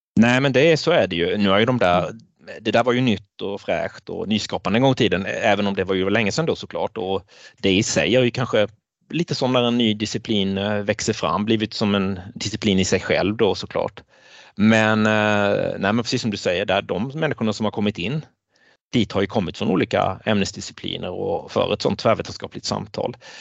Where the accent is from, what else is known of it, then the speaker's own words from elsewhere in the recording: Blekinge, Sweden; moved away as an adult; also born or lived in Jokkmokk; now in Jönköping, Sweden; person från Blekinge, där jag växte upp